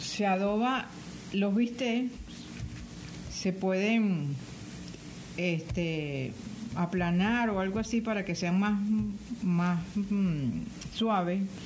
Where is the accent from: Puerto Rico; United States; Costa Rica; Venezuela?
Venezuela; Caracas, Capital District; Yo como buena caraqueña